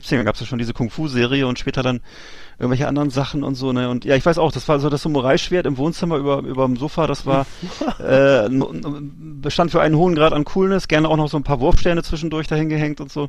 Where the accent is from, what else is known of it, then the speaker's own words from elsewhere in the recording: Bremerhaven, Bremen, Germany; bei uns in Bremerhaven